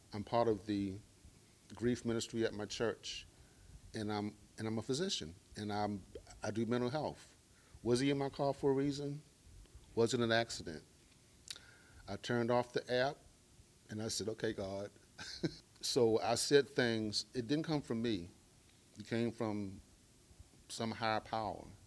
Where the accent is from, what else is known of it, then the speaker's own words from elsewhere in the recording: Baltimore, Maryland, United States; I am from Baltimore, Maryland, grew up in the hood.